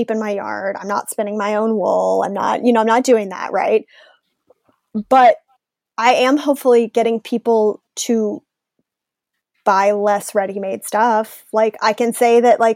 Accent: Chicago, Illinois, United States; now in Atlanta, United States; I grew up in Chicago and I live in Atlanta.

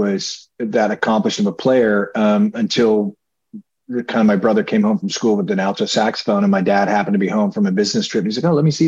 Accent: Elgin, Illinois, United States; I was born in Elgin, Illinois

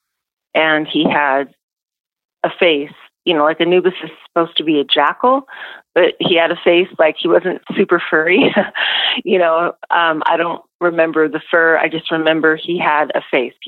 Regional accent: Seattle, Washington, United States; I grew up in Seattle

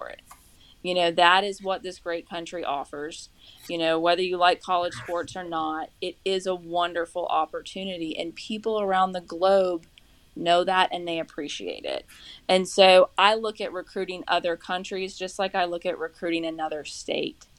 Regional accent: Charleston, South Carolina, United States; moved away as an adult; also born or lived in Summerville, South Carolina; now in Norfolk, United States; I'm from Somerville. I'm from Charleston.

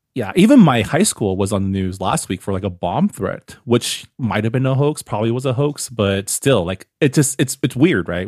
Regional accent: San Gabriel Valley, California, United States; growing up in the Sangam Valley, we always get attention for like our dim sum or our Hong Kong cafes or our boba

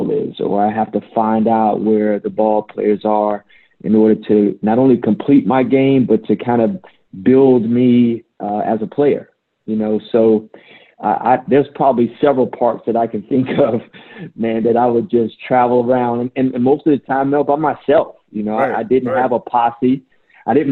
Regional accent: Northern Virginia, United States; growing up in Northern Virginia, around October, November, it gets cold out there

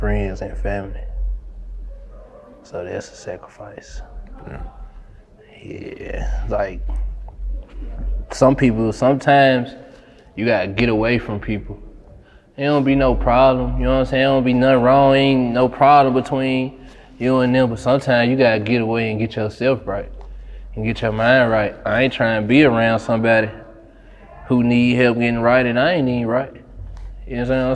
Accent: Memphis, Tennessee, United States; Growing up in Memphis

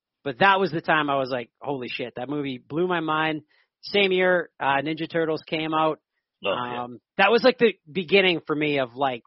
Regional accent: western Saskatchewan, Canada; I'm from Canada. I'm from a farm. Very small little place in western Saskatchewan.

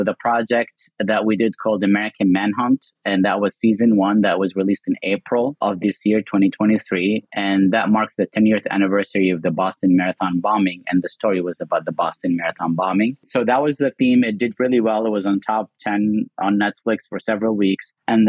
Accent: Kuwait; Well, as a Muslim growing up in Kuwait post 9/11, I just thought

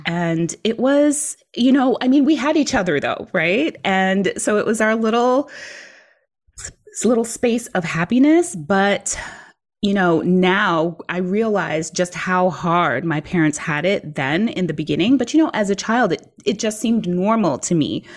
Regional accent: New York City, New York, United States; moved away as an adult; also born or lived in Virginia; I grew up in New York City, so I was used to just taking the train everywhere

